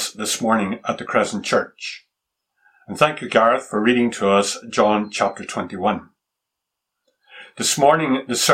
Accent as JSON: {"language": "English", "country": "Japan", "tie": "born or raised there", "said": "I can remember as a boy growing up in Japan, traveling one day with my father through the rice fields in the countryside outside of Tokyo."}